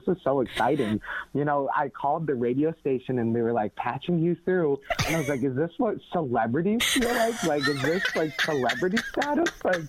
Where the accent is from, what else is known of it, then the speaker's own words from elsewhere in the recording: New Baltimore, Michigan, United States; also born or lived in Seoul, South Korea; I grew up in the great city of New Baltimore, and everyone listening probably has no idea where that's at, but it's off of Lake St. Clair. It's a really small town. I grew up there, and I went to a school district called Anchor Bay High School.